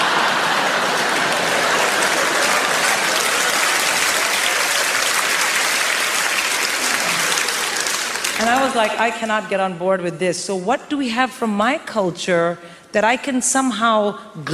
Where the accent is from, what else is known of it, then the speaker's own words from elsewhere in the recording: India; moved away as an adult; I'm born and raised in India